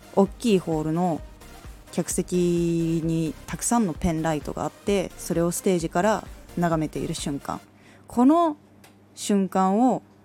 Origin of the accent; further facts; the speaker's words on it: Aomori, Japan; 私はその時に地元青森の方にいて